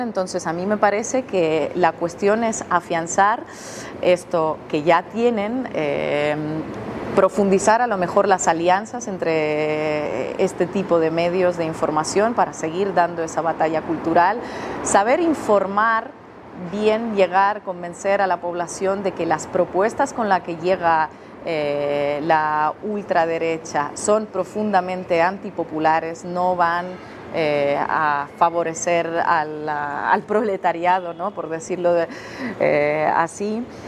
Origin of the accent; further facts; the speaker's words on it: Russia; Yo soy rusa